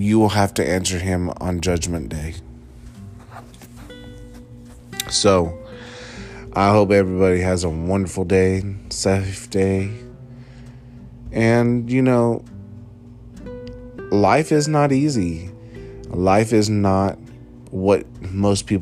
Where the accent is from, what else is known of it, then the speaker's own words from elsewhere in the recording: United States; as an American, United States of America, USA, proud to be an American